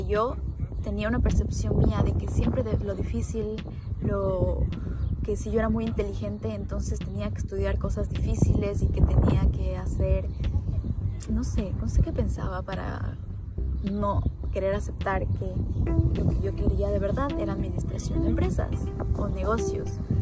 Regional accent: Ecuador; moved away as an adult; also born or lived in United States; now in Dubai, United Arab Emirates; en Ecuador, que es de donde yo soy

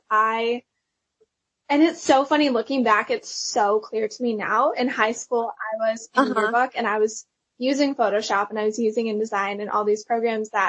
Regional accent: Pennsylvania, United States; moved away as an adult; now in Nashville, United States; I went to Belmont, which is in Nashville. So that's how I moved from Pennsylvania to Nashville.

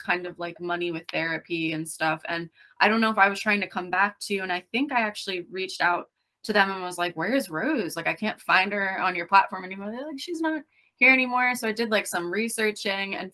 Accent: Lehigh Valley, Pennsylvania, United States; now in Berks County, United States; I grew up in Lehigh Valley, Pennsylvania

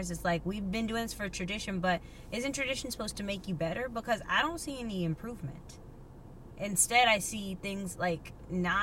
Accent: United States; we're American.

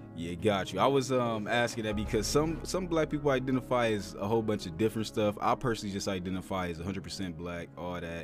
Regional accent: Toledo, Ohio, United States; I'm born and raised in Toledo, Ohio

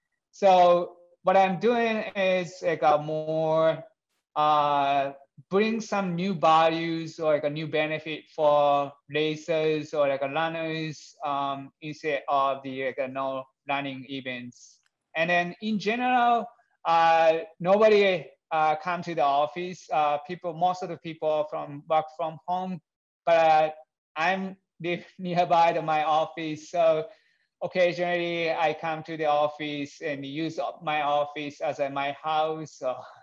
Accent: Japan; English is a second language

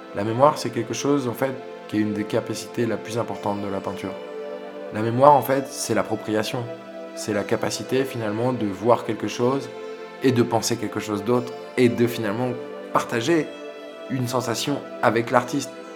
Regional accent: village near Sète, Occitania, France; on est originaire de Rougen, qui est un village à côté de Sète

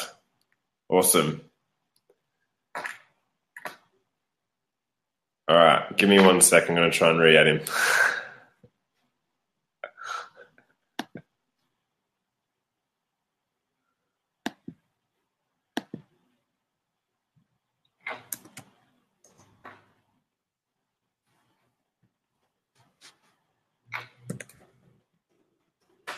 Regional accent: Australia; moved away; growing up in Australia

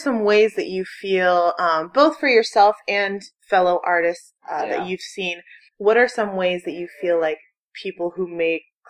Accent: Ohio, United States; now in New York, United States; I'm from Ohio. I'm from the Midwest. Okay. So, and I grew up on a farm.

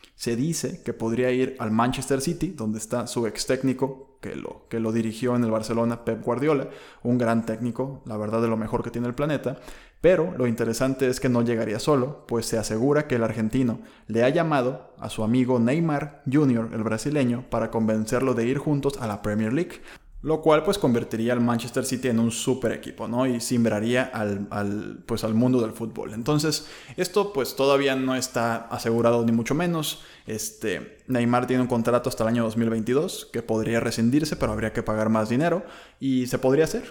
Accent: Mexico; nuestra economía como mexicanos

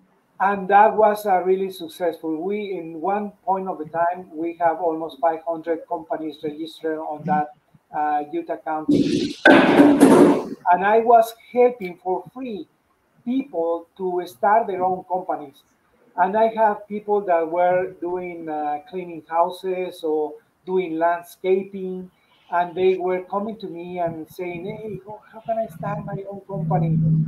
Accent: Mexico; English is a second language; moved away as an adult; now in United States; So that was when I came from Mexico. I worked there for 13 years, and then I worked here for 7 more years.

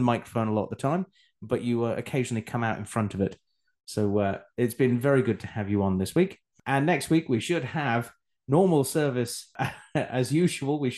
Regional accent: Australia; also born or lived in Scotland; now in England, United Kingdom; I then moved to Australia, where I spent a good part of my life growing up

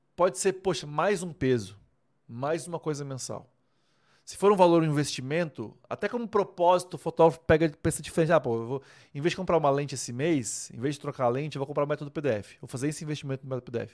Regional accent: Vilhena, Rondônia, Brazil; moved away as an adult; also born or lived in Maringá; now in Bragança Paulista, Brazil; eu sou rondoniense. Eu nasci em Rondônia, em Vilhena, Rondônia, no ano de 85.

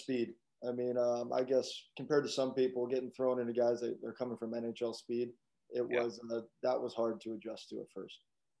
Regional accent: Boulder, Colorado, United States; moved away as an adult; now in Alabama, United States; I'm originally from Boulder, Colorado. Grew up playing there.

